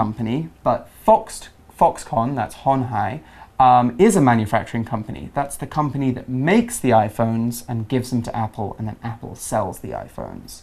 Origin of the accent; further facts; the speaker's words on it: England, United Kingdom; I'm from the UK, I'm from England